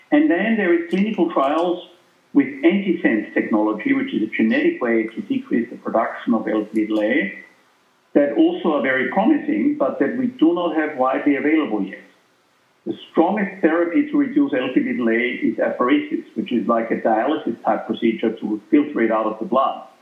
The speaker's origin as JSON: {"language": "English", "country": "Austria", "moved": "yes", "said": "I'm from Austria, as you know, originally"}